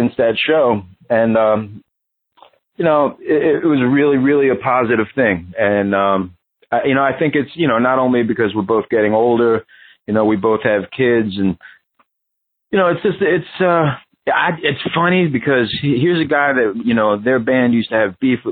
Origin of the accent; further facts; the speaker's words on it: New York, United States; in the 80s growing up on the Lower East Side